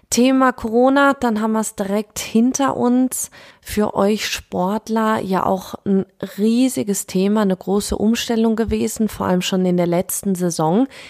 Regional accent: Germany; ich als Deutsche

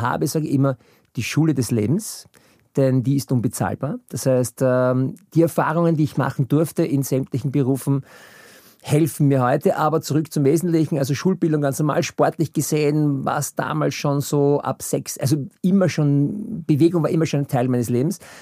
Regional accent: Vienna, Austria; Ich bin 68 in Wien geboren

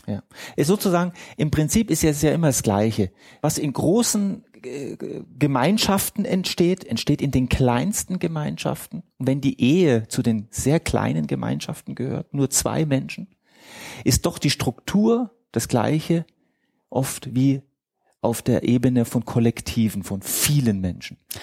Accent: Egypt; moved away; ich bin Ägypter

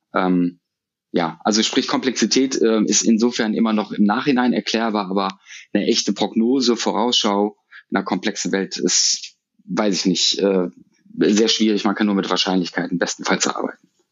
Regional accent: Düsseldorf, North Rhine-Westphalia, Germany; Ich bin eine Düsseldorfer Junge, ich bin in Düsseldorf geboren, aufgewachsen und äh, habe es äh, aus Gründen auch nicht rausgeschafft aus der Stadt

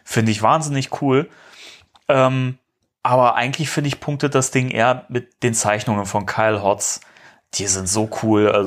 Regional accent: Germany; wir sind Deutsche.

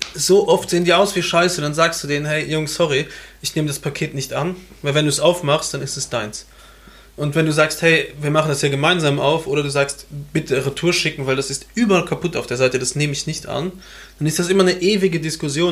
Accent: Luxembourg; bei uns in Luxemburg

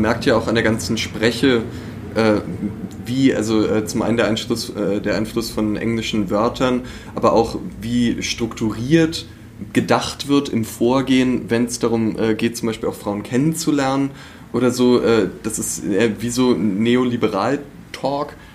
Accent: Berlin, Germany; moved away as an adult; now in Leipzig, Germany; Bin äh, eigentlich Berliner

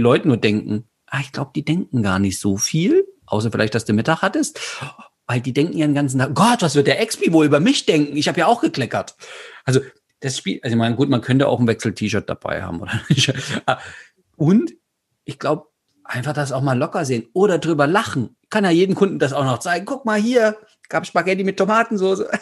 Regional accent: Saxony, Germany; bin ja aus Sachsen

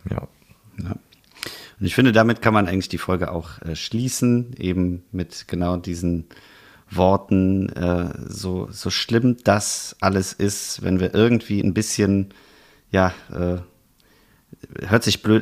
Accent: Rhineland, Germany; dann kribbelt das schon auch als Rheinländer und als Eifler und als alle, die sonst noch betroffen sind, irgendwie wieder zusammen hin.

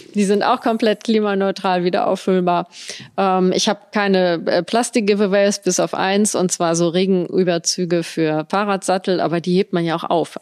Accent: Göttingen, Lower Saxony, Germany; moved away as an adult; also born or lived in Bonn; now in Koblenz, Germany; Ich bin in Göttingen geboren und da auch zur Schule gegangen bis zum Abitur.

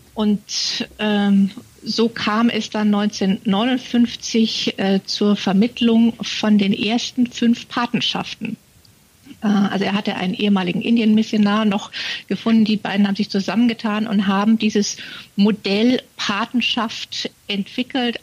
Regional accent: Munich, Bavaria, Germany; moved away as an adult; also born or lived in Tanzania; ich bin geborene Münchnerin

